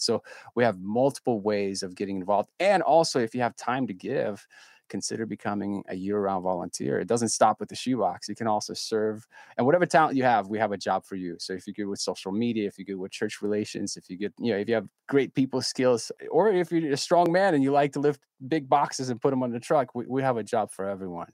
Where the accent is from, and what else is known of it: Ukraine; moved away